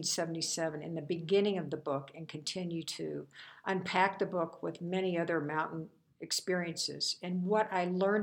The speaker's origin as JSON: {"language": "English", "region": "Illinois", "country": "United States", "tie": "born or raised there", "said": "I grew up in Illinois and never saw a mountain before in my life"}